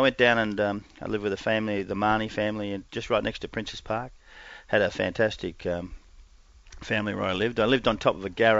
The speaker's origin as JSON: {"language": "English", "town": "Perth", "region": "Western Australia", "country": "Australia", "tie": "born there", "said": "No, I was born in Perth."}